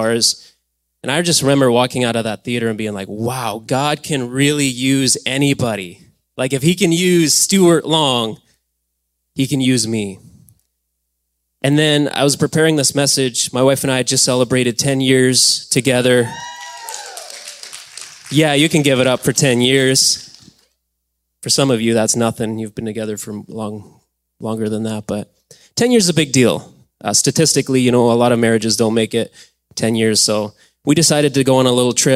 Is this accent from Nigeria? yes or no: no; Alberta, Canada; moved away; We grew up in Alberta.